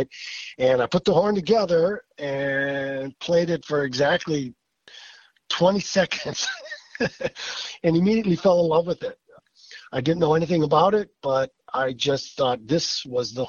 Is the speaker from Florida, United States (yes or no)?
no; Milwaukee, Wisconsin, United States; Growing up in Milwaukee, sitting between my folks, my parents, probably 5 or 6 years old